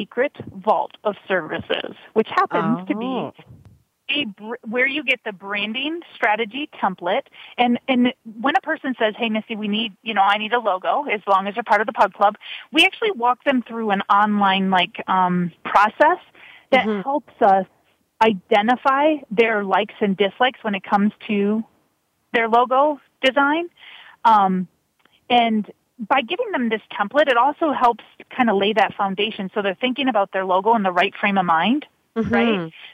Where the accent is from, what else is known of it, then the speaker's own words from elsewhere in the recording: Michigan, United States; moved away; I'm originally from Michigan, as I told you, but my family's half Canadian